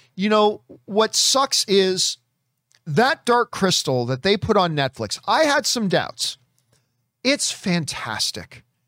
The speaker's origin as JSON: {"language": "English", "town": "Hamilton", "region": "Ontario", "country": "Canada", "tie": "born or raised there", "said": "from my hometown"}